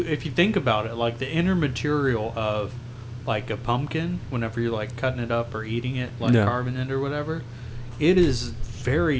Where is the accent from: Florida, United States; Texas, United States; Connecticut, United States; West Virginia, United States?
Texas, United States; I'm from Texas